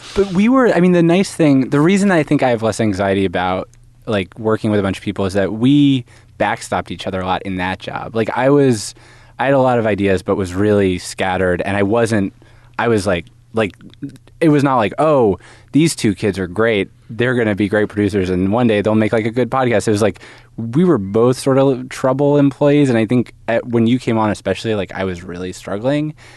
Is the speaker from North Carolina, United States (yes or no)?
no; Haverford, Pennsylvania, United States; Haverford, Pennsylvania. It's, like, outside Philadelphia